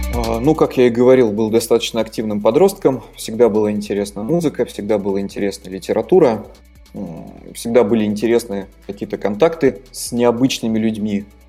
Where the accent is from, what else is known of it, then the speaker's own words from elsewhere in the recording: Naberezhnye Chelny, Tatarstan, Russia; also born or lived in Saint Petersburg; родился я в Республике Татарстан, которая находится в России